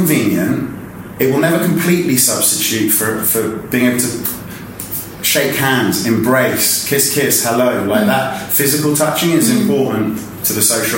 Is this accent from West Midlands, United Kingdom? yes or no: no; London, United Kingdom; I'm originally from West London.